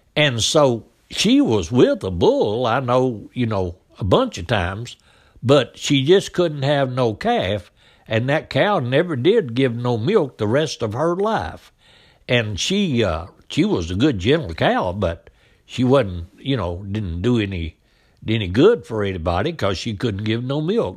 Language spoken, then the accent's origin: English; Biscoe, United States; we come from Bisco. Uh, that's where we lived down there, me and my daddy